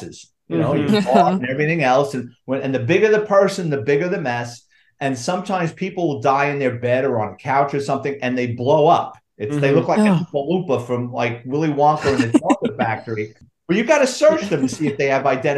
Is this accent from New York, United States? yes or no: yes; New York City, New York, United States; I grew up in the Bronx